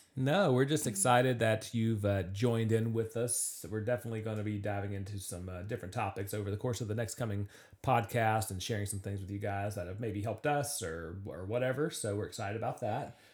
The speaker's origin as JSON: {"language": "English", "town": "Charlotte", "region": "North Carolina", "country": "United States", "tie": "born or raised there", "said": "I grew up in the Charlotte area"}